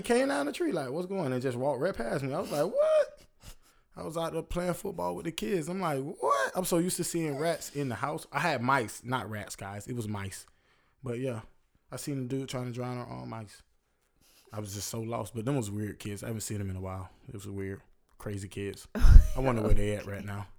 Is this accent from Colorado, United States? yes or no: no; Florida, United States; I'm from Florida